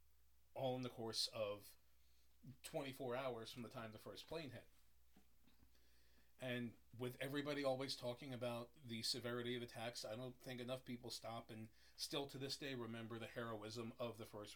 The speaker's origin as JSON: {"language": "English", "region": "New Jersey", "country": "United States", "tie": "born or raised there", "also_born_or_lived": "Pennsylvania", "moved": "as an adult", "said": "I was living in Pennsylvania at the time of the September 11 attack, but I'm from North Jersey. So, I mean, Manhattan was like 35, 40 minutes away from where I grew up."}